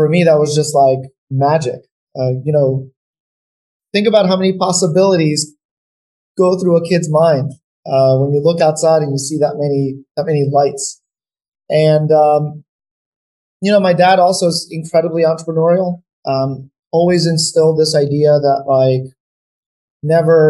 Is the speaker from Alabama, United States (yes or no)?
no; New York, United States; also born or lived in North Macedonia; And we moved to New York. I've lived in New York since we moved to the US, and, you know, I'm now a New Yorker, but definitely go back, you know, to Macedonia.